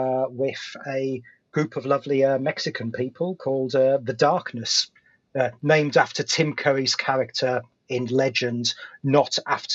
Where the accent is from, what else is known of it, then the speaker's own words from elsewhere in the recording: United Kingdom; accent: British; because I have that slight gravitas of having a British accent